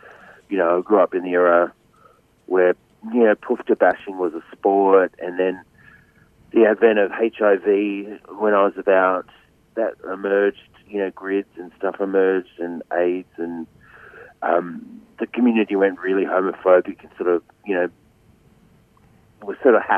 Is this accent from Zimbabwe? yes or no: no; Wollongong, New South Wales, Australia; they're not an Indigenous family. They're actually a poor non-Indigenous family. And we grew up in housing commission in Western Wollongong in New South Wales.